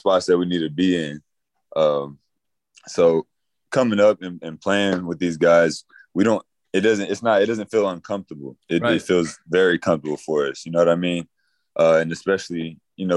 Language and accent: English; Douglasville, Georgia, United States; moved away as an adult; also born or lived in Lafayette, Louisiana / Pensacola, Florida / South Carolina; now in Lakeland, United States; I grew up in Douglasville, Georgia, like Villa Rica, Douglasville, Georgia area.